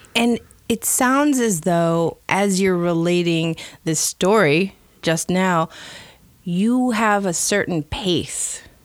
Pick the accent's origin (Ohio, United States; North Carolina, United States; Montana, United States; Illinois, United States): Illinois, United States; Chicago; moved away; I'm originally from Chicago